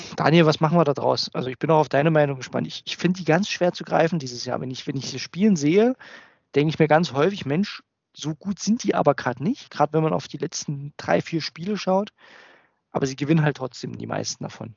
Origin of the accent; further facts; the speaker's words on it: Germany; als Deutscher, also nicht Muttersprachler